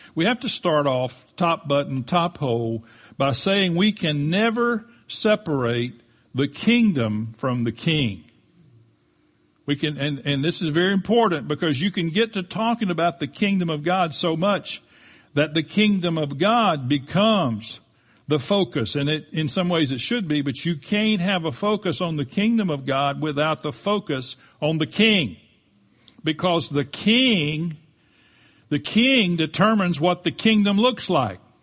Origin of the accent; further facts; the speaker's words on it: United States; we definitely as American citizens